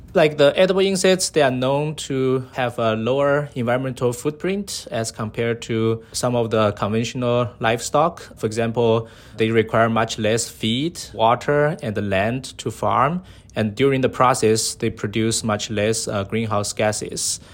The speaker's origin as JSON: {"language": "English", "region": "Sichuan", "country": "China", "tie": "born or raised there", "moved": "yes", "lives_now": "San Diego, United States", "said": "I was from China, so my hometown is, uh, Sichuan Province, uh, in the southwest of, uh, China"}